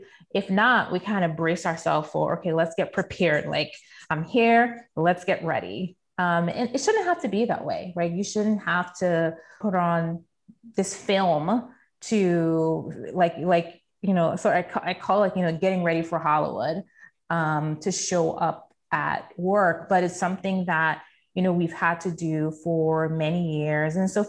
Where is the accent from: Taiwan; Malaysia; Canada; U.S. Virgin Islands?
U.S. Virgin Islands; St. Thomas; So, you know, I tell people that, you know, growing up in St. Thomas, I didn't realize how much a privilege it was.